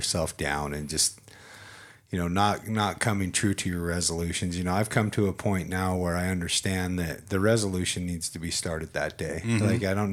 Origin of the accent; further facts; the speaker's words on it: United States; I'm an American